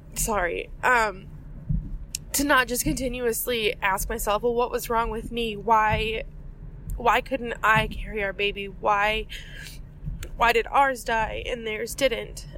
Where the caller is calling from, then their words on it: Waukesha, Wisconsin, United States; I'm calling from Waukesha, Wisconsin